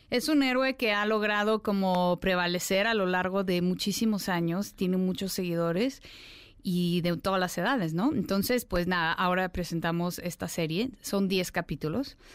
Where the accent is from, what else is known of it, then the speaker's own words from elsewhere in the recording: Russia; first language ru; Spanish is a second language; Soy rusa. Entonces yo nací en, la ex Unión Soviética de padres rusos y estudié ruso, en ruso toda mi vida.